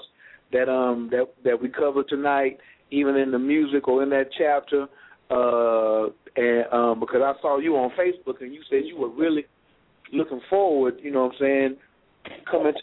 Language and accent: English; Stedman, North Carolina, United States; also born or lived in Washington, D.C.; Even though I was born in D.C., I was raised in Stedman, North Carolina, 30 minutes from Clinton, North Carolina